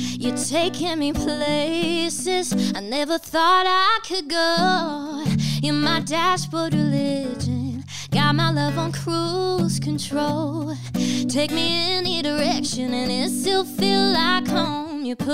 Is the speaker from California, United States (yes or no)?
no; Alabama, United States